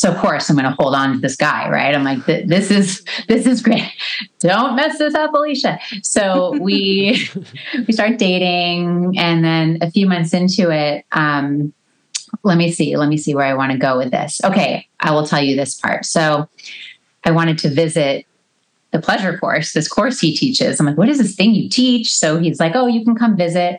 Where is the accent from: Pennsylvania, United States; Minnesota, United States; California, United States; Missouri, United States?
California, United States; Los Angeles; moved away; I grew up in a suburb